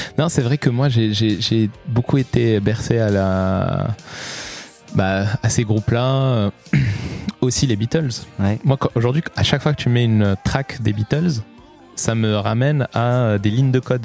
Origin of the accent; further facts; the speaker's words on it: Morocco; moved away; also born or lived in Lyon; Moi, je, suis né, j'ai grandi au Maroc